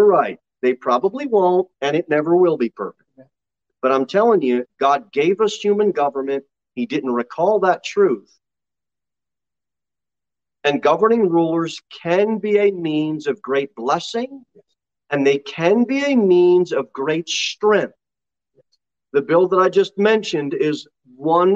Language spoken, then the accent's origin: English; United States; We're so American. We're so American